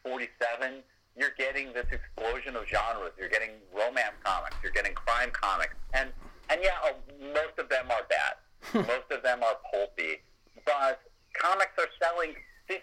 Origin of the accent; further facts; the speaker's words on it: United States; you and I grew up in America and a Britain